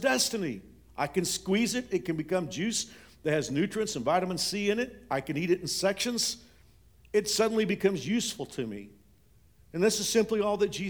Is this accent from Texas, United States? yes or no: yes; Fort Worth, Texas, United States; I grew up in Fort Worth